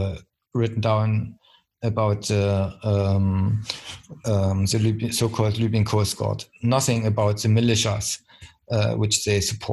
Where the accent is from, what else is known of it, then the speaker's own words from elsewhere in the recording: East Germany, Germany; English is a second language; I mean, I come from the East, East Germany, so I recognized 40 years, I lived 14 years in the dictatorship, GDR